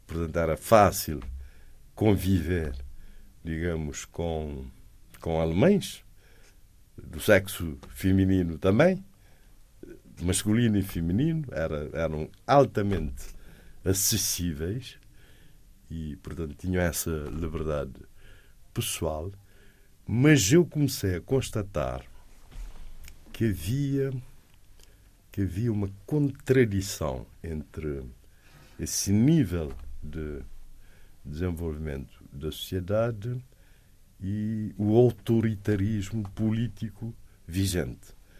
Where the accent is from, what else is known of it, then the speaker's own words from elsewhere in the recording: Cape Verde; also born or lived in Leipzig, Germany; sou de Cabo Verde